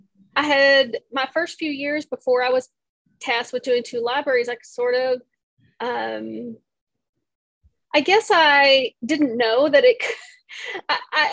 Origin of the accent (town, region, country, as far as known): Texas, United States; born or raised there